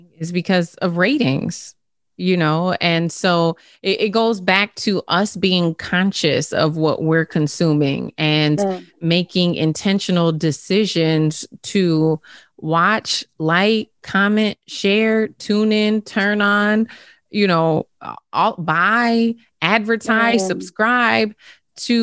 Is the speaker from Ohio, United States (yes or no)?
no; St. Paul, Minnesota, United States; I'm from St. Paul